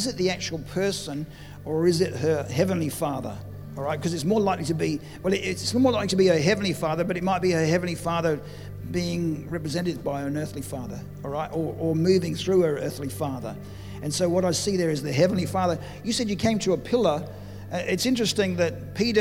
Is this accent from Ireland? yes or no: no; Adelaide, South Australia, Australia; we come from Adelaide